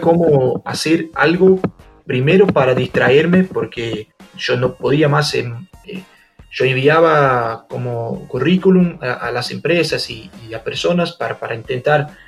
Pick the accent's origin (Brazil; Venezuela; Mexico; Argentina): Brazil; also born or lived in São Paulo; nosotros acá en Brasil